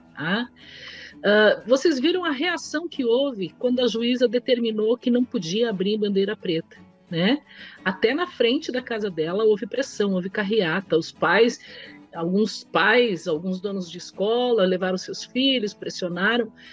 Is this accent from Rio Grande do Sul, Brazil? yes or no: yes; Caxias do Sul, Rio Grande do Sul, Brazil; moved away as an adult; also born or lived in Porto Alegre; eu sou de Caxias